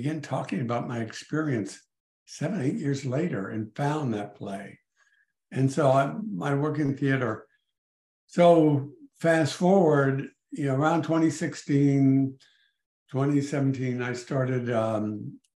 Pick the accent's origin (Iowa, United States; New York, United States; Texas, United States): Texas, United States; El Paso; moved away as an adult; now in McLean, Virginia, United States; I was born and raised in El Paso, Texas